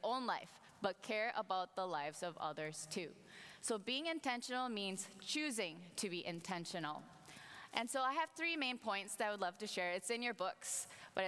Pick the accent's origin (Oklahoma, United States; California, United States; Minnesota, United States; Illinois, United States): Minnesota, United States; moved away; my family and I, we moved to Minnesota, and I'm actually from Minnesota.